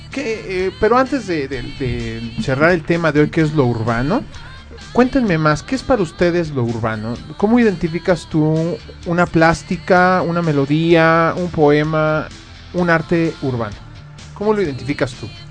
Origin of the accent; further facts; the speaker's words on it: Mexico; nosotros como mexicanos